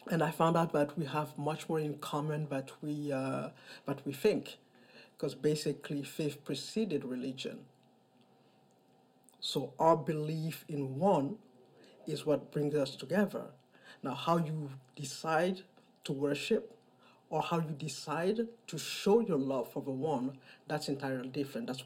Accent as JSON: {"language": "English", "country": "Mali", "moved": "as an adult", "lives_now": "New York City, United States", "said": "I am originally from Mali. I am 57 years old. Uh, I've been living in New York City for the past 25 years."}